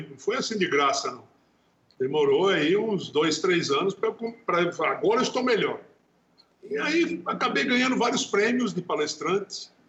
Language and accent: Portuguese; Natal, Rio Grande do Norte, Brazil; born there; nasci em Natal.